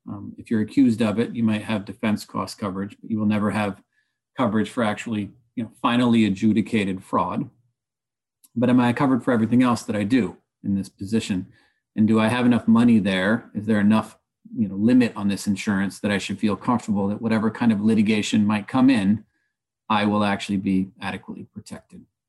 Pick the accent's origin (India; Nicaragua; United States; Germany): Nicaragua; moved away; also born or lived in upstate New York; I've certainly tried to invest in my hometown of Nicaragua